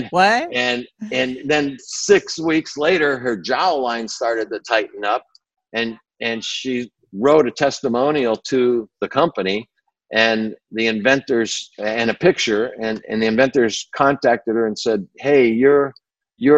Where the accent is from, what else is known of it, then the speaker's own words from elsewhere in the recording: Burbank, California, United States; also born or lived in Batavia, New York; my parents moved me to Burbank when I was 8 years old, Burbank, California